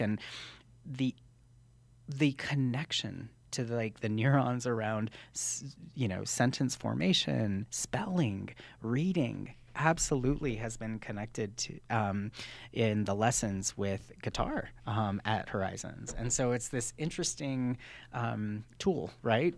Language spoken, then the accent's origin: English; New Mexico, United States; I'm from New Mexico, born and raised